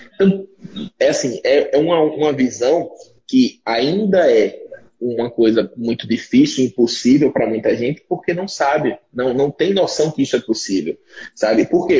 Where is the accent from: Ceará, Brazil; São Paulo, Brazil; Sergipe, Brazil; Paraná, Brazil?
Sergipe, Brazil; Aracaju; eu sou de Sergipe